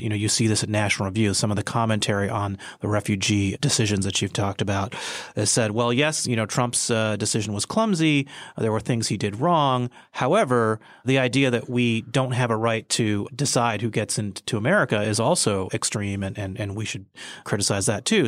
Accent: United States; I was born here and I'm a citizen of the United States

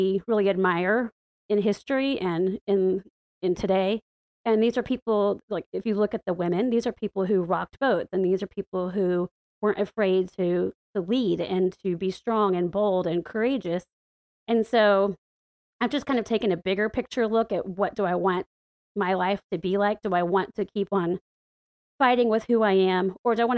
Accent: the Bible Belt, the South, United States; moved away as an adult; now in Washington, D.C., United States; growing up in the Bible Belt and in the buckle of the Bible Belt, it's been pretty lonely and living in the South

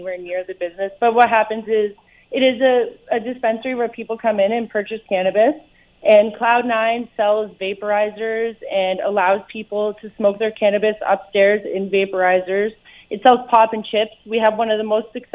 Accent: Burlington, Ontario, Canada; also born or lived in Vancouver, British Columbia; now in Hamilton, Canada; I was born in Burlington, moved home to Hamilton

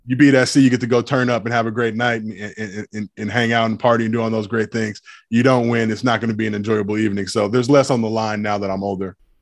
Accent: Los Angeles, California, United States; I grew up in Los Angeles

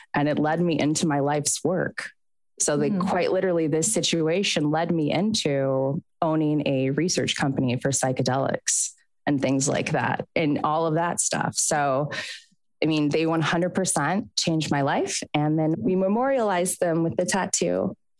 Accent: Southern California, United States; moved away as an adult; I'm from Southern California originally

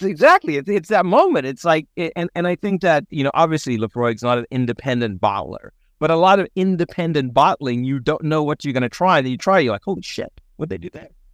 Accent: South Africa; moved away; me growing up in South Africa

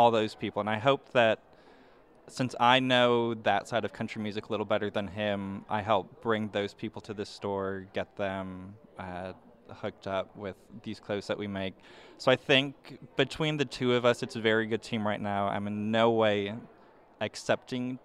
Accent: Minnesota, United States; moved away as an adult; now in Nashville, United States; I grew up in Minnesota my whole life

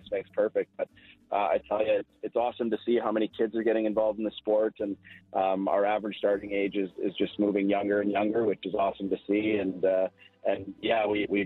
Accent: Calgary, Alberta, Canada; I was born and raised in Calgary

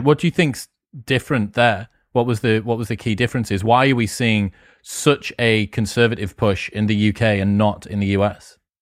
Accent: United Kingdom; first language English; as a British person

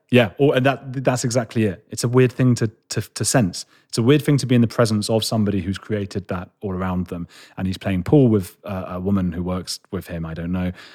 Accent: London, United Kingdom; I'm a boy from London

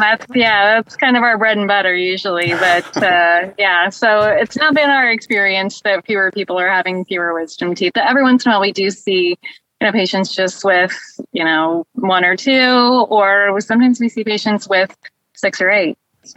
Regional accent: Indianapolis, Indiana, United States; I'm from the Indianapolis area in Indiana.

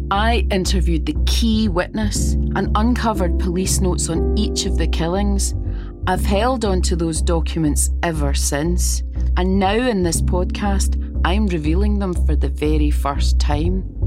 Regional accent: Glasgow, Scotland, United Kingdom; I grew up in Glasgow, a city haunted by this killer

